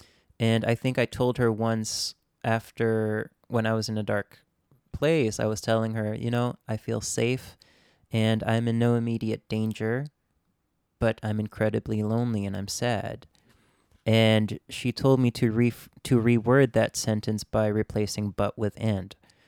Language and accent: English; Japan; So, yes, I grew up in Japan, but at the same time, I grew up in a very simultaneously international, but also very niche community.